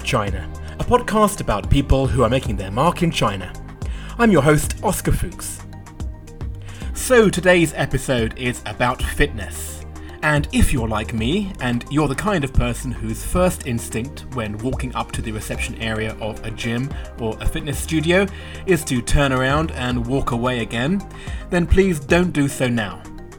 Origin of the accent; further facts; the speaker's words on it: United Kingdom; but as a Brit, I just can't say it that way.